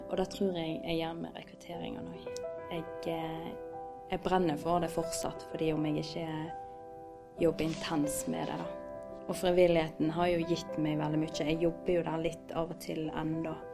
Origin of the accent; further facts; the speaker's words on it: Osterøy, Vestland, Norway; Eh, og jeg kommer fra Osterøy, eh, opprinnelig fra Colo